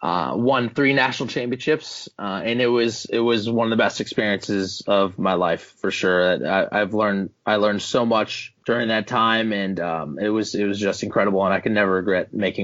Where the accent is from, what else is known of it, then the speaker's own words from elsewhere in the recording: La Grange, Illinois, United States; I grew up in LaGrange, Illinois.